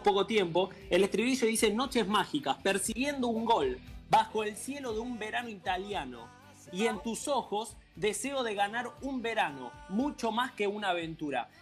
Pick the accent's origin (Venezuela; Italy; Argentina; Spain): Argentina; me siento más argentino que nunca